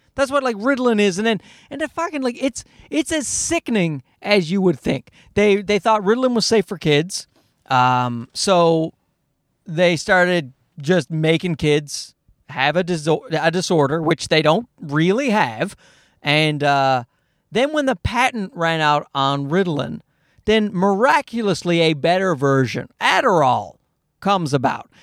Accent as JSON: {"language": "English", "region": "Newfoundland and Labrador", "country": "Canada", "tie": "born or raised there", "said": "I grew up in Newfoundland, where they don't speak English well"}